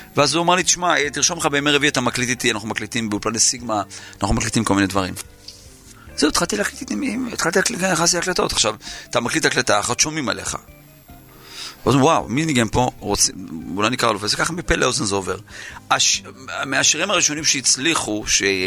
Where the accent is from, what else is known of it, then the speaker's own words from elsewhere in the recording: Yeruham, Southern District, Israel; נולדתי בירוחם